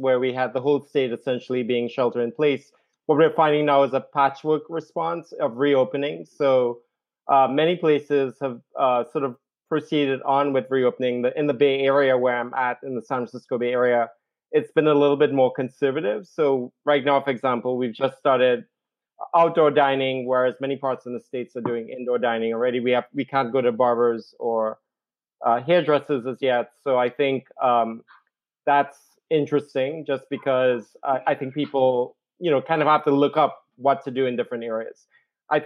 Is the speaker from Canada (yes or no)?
no; Trinidad & Tobago; moved away; I'm originally from the Caribbean. I'm from Trinidad and Tobago, the most southerly isle, right next to Venezuela. What was a British colony from 1797. And so we all grew up in the English system of education. And I grew up in a remote village